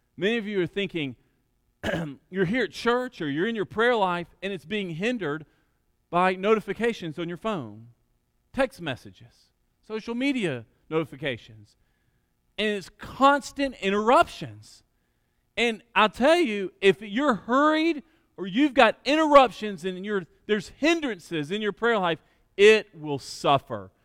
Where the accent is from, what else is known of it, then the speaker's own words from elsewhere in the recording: Alabama, United States; church I grew up in in Alabama